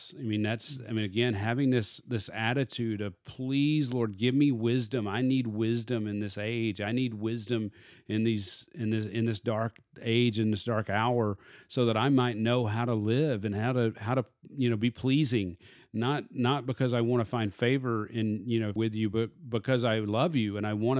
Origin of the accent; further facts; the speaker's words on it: Arkansas, United States; I call it a bed table. Oh, because I am from Arkansas.